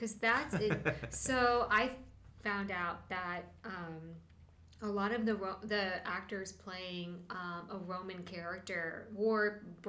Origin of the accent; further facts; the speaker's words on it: United States; as an American artist